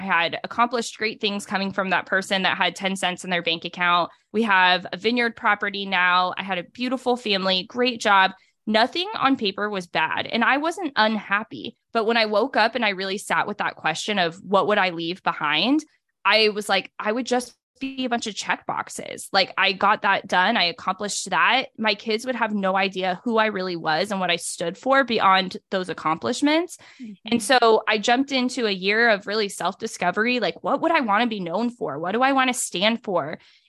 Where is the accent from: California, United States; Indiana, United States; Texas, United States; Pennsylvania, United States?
California, United States; So I grew up primarily in Northern California, moved around for 4 different high schools, ended back up in California for college